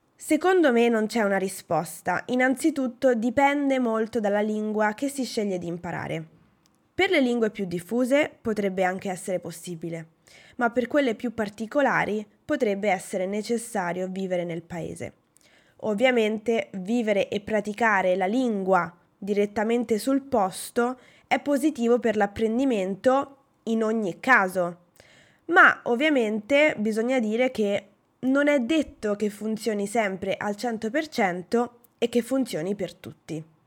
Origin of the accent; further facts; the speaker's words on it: Italy; also born or lived in Norway; ho sempre studiato l'inglese nel mio paese, cioè in Italia